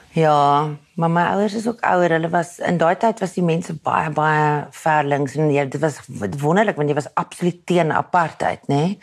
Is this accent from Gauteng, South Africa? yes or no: yes; Pretoria, Gauteng, South Africa; accent: Pretoria / Waterkloof Afrikaans; Toe ek jonger was, moes ek probeer om my Pretoria aksent weg te steek